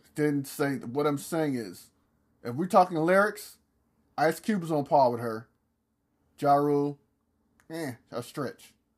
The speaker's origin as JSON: {"language": "English", "region": "the South", "country": "United States", "said": "I'm from the South"}